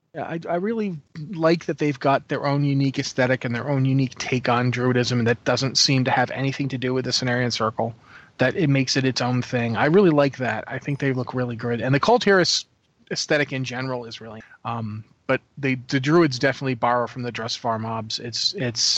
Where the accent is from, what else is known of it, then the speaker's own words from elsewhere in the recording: New England, United States; I grew up in New England